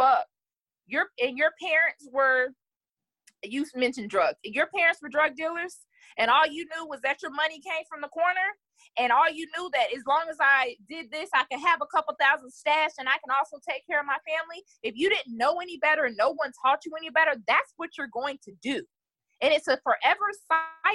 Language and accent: English; Stone Mountain, Georgia, United States; also born or lived in Atlanta; I'm born and raised here in Atlanta. I grew up in Stone Mountain, which is a predominantly Black neighborhood